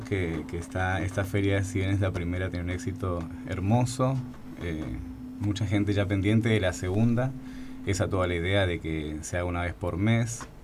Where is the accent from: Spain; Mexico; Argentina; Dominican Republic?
Argentina; also born or lived in Colombia; yo soy el Colombo argentino